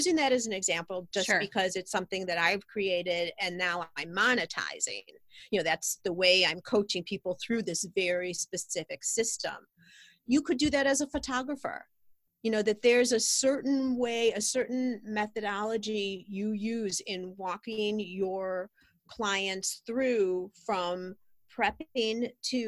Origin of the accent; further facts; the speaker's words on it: Highland Park, United States; we have a shop here in my hometown, Highland Park